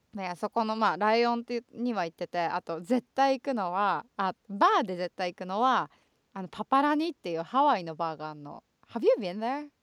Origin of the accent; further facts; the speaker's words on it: Chofu, Tokyo, Japan; now in Los Angeles, United States; 調布はさ私たちが生まれ育った